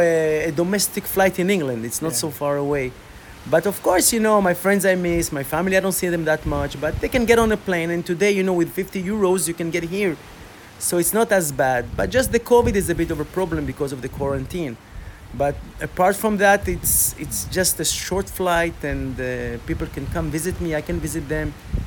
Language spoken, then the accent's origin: English; Côte d’Ivoire; I grew up in Africa, 10 years of my childhood in Ivory Coast, Côte d'Ivoire. In a French-speaking...